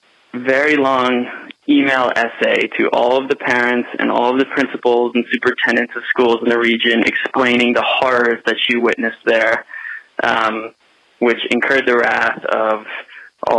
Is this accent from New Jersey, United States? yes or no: yes; Fair Haven, New Jersey, United States; now in San Francisco, United States; I grew up in Fairhaven, New Jersey